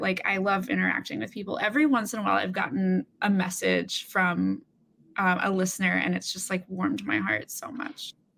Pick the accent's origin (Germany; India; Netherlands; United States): United States; Alabama; now in Brooklyn, New York, United States; I'm from Alabama originally